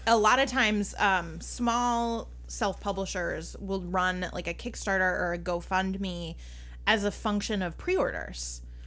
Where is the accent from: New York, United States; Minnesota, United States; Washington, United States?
Minnesota, United States; I'm Minnesotan